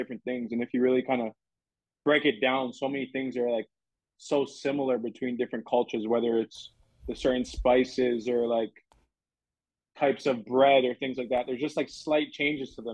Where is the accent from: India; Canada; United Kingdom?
Canada; Toronto, Ontario; now in Minnesota, United States; I loved growing up in Toronto